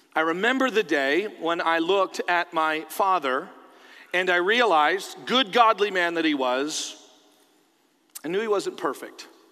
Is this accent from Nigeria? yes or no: no; Canada; now in United States; I'm a Canadian, but I'm a Canadian who lives in America.